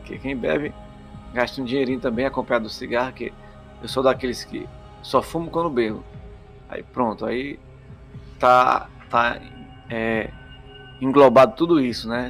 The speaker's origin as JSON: {"language": "Portuguese", "town": "Fortaleza", "region": "Ceará", "country": "Brazil", "said": "Eu sou cearense, fortalezense, alencarino das, das belezas exóticas da beira-mar"}